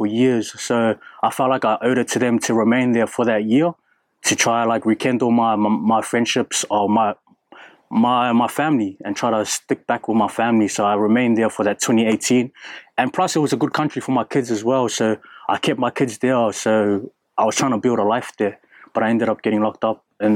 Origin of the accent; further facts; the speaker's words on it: Auckland, New Zealand; moved away as an adult; also born or lived in Manurewa, Auckland / Brisbane, Australia / Sydney, Australia; I'm from Auckland, South Auckland. I was born and raised in Otara